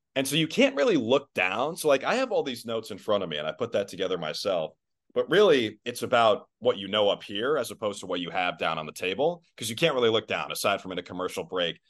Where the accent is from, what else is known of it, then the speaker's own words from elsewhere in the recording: Minnesota, United States; now in Boston, United States; Minnesota is going to be my hometown forever